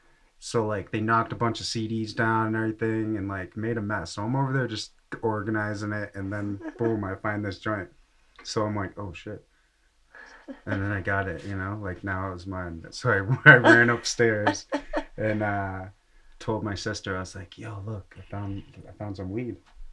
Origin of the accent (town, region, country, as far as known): Massachusetts, United States; born or raised there; now in Colorado, United States